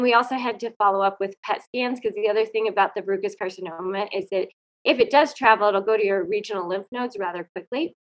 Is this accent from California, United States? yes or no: no; Colorado, United States; also born or lived in Fairbanks, Alaska; I'm from Colorado